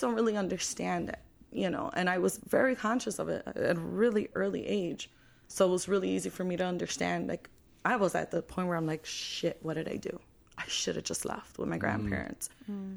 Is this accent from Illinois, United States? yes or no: yes; Chicago, Illinois, United States; I'm from Chicago, born and raised.